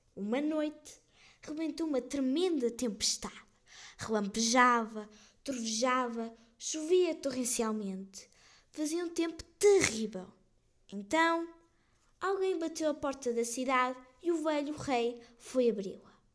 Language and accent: Portuguese; Portugal; also born or lived in Ermesinde; Sou portuguesa